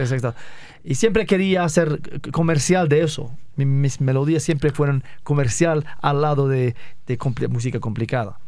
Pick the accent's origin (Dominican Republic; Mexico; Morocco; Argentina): Morocco; northern Morocco; Spanish is a second language; moved away as an adult; also born or lived in Sweden; nací en Marruecos y cuando tenía 19 me fui a Suecia.